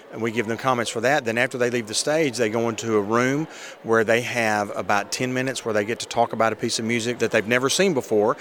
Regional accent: Florence, Alabama, United States; I'm from Florence, Alabama

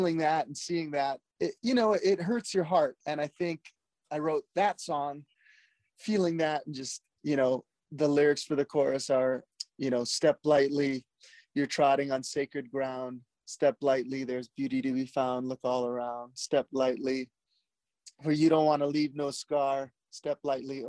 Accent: Hawaii, United States; I'm born and raised in Hawaii

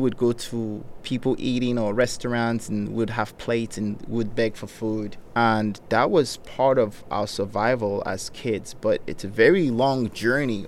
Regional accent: Nigeria; English is a second language; also born or lived in United States; now in Riverside, United States; when I was growing up in Nigeria

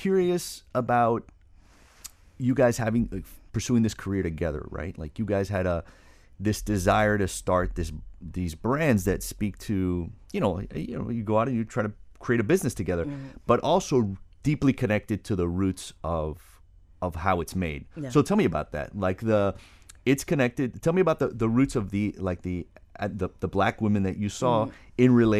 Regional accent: Miami, Florida, United States; because growing up in Miami, that's not really.

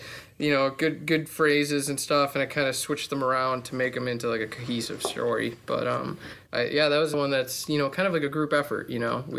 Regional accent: northwest suburbs of Chicago, Illinois, United States; most of us are all from just in the northwest suburbs, pretty much growing up through here and through high school

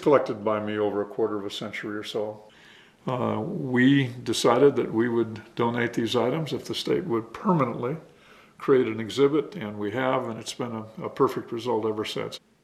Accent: Lewiston, Idaho, United States; I came to like Lincoln as a young boy growing up in Lewiston

